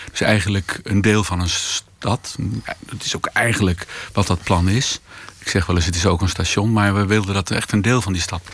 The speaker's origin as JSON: {"language": "Dutch", "town": "Hilversum", "region": "North Holland", "country": "Netherlands", "said": "ik kom uit Hilversum"}